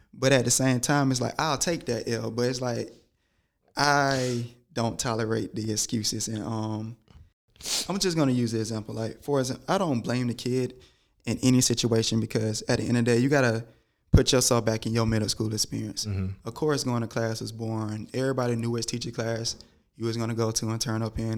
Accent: Georgia, United States; growing up in Georgia

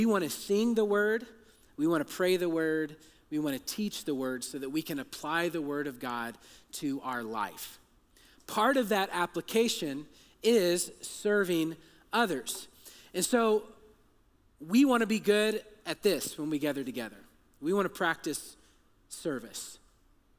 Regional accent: Texas, United States; I'm from Texas

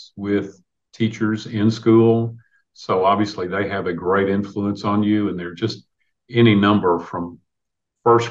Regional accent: Clarksville, Tennessee, United States; I'm born and raised in New Providence, off Peaches Mill Road

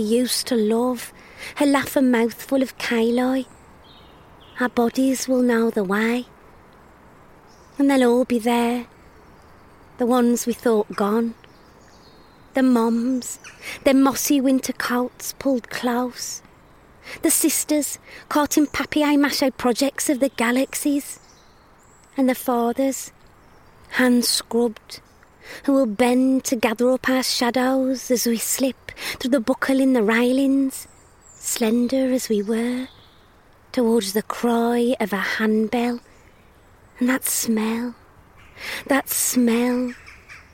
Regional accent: Black Country, West Midlands, United Kingdom; I grew up in the Black Country.

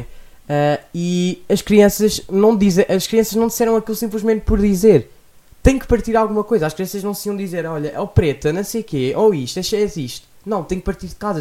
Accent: Lisbon, Portugal; sou de Lisboa

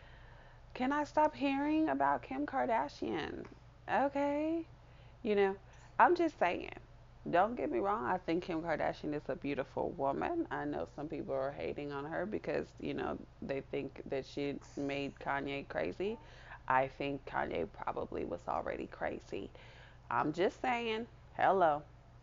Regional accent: Kansas City, Missouri, United States; my hometown, Kansas City, Missouri

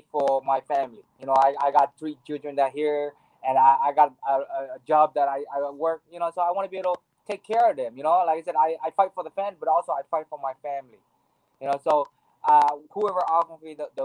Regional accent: Maui, Hawaii, United States; I grew up in Hawaii. Maui, Hawaii

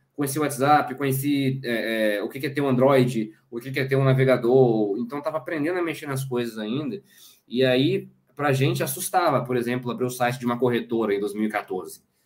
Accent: Espírito Santo, Brazil; moved away as an adult; now in Pernambuco, Brazil; eu nasci e cresci no Espírito Santo. Eu sou capixaba

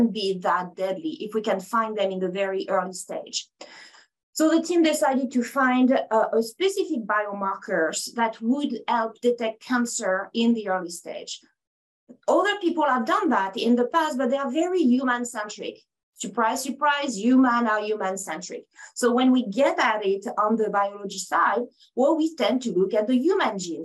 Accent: France; accent: French; English is a second language; moved away as an adult; now in United States; I have an accent, and it's very French. So I'm from France. I moved in the States about 23 years ago now

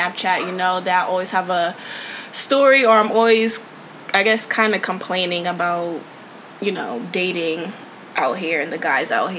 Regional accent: Connecticut, United States; moved away as an adult; now in Houston, United States; I'm originally from Connecticut by way of Houston. I recently just moved here in August of 2016.

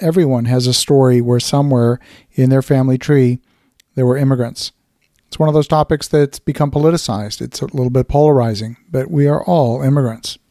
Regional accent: Halifax, Nova Scotia, Canada; I grew up in Halifax, Nova Scotia

